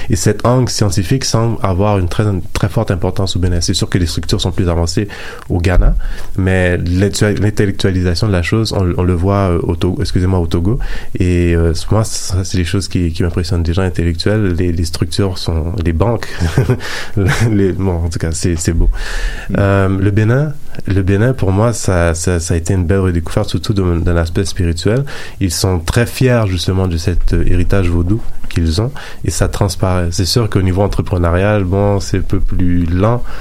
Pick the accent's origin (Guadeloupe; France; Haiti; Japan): Haiti; Étant d'origine haïtienne des fois, on a un peu cette petite arrogance-là de, se dire on vient du Nouveau Monde